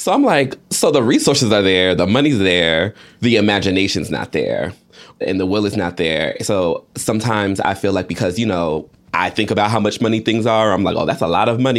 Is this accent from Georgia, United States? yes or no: yes; Georgia, United States; I grew up in Georgia